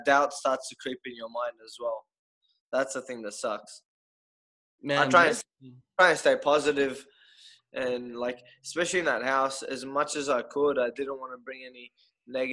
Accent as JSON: {"language": "English", "country": "Australia", "said": "I'm from Australia"}